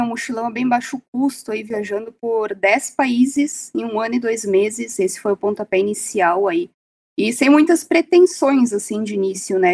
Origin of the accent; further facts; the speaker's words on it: Serra Gaúcha, Rio Grande do Sul, Brazil; Eu sou da Serra Gaúcha, eu sempre tive essa conexão com a Serra